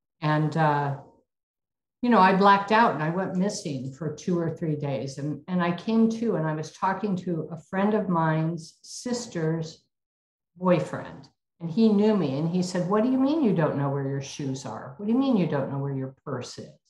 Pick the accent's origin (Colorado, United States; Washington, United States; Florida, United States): Washington, United States; Spokane; I was born and raised in Spokane, Washington